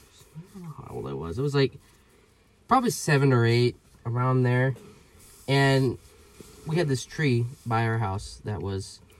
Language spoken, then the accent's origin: English; Ladysmith, Wisconsin, United States; I was born July 29th, 2000, in Ladysmith, Wisconsin, a small home down, I don't know, the gravel. We lived on this gravel road